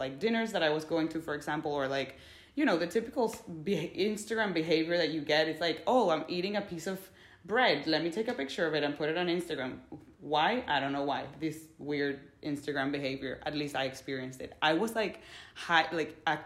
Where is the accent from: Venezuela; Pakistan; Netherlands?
Venezuela; Caracas, Capital District; moved away as an adult; I was born in Venezuela, Caracas, Venezuela, the capital. I lived there for 17 years.